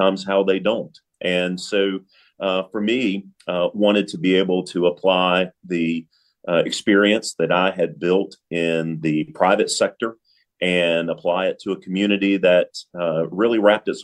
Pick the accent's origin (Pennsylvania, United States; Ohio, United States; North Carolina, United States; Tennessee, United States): North Carolina, United States; Lexington; I grew up here in Lexington